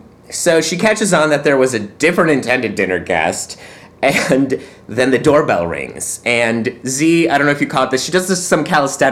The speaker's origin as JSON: {"language": "English", "country": "Poland", "said": "Now, I'm from Poland"}